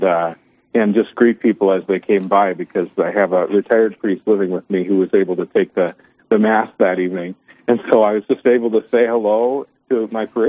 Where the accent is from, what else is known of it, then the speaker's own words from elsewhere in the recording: Williston, North Dakota, United States; moved away as an adult; now in Dickinson, United States; But I'm from Williston. I grew up there and went off to college.